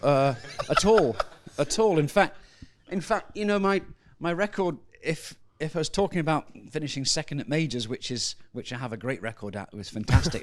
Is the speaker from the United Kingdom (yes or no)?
yes; Scotland, United Kingdom; as a Scotsman